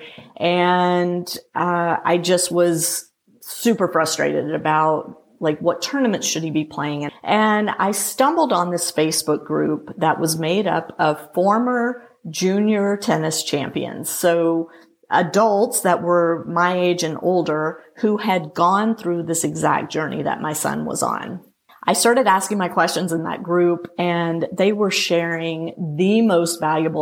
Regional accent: Louisiana, United States; moved away; also born or lived in Atlanta, Georgia; I grew up playing juniors in Louisiana and in the Southern section

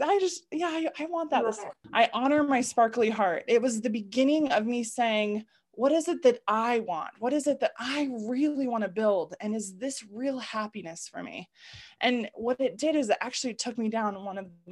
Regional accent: Utah, United States; I grew up in Utah, born and raised in what I call the bubble of Utah

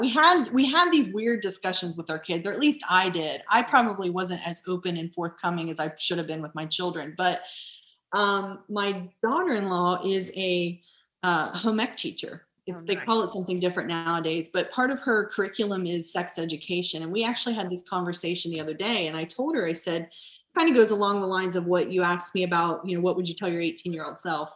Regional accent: Nashport, Ohio, United States; I grew up in Nashport

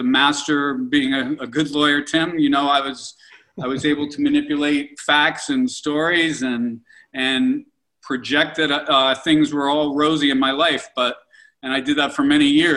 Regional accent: Pittsburgh, Pennsylvania, United States; I'm 58 years old, and you know, I grew up in Pittsburgh and in the 70s.

